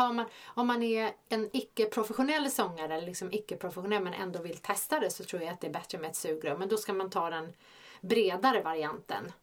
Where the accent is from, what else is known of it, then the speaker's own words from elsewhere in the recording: Stockholm, Stockholm County, Sweden; vi är båda från Stockholm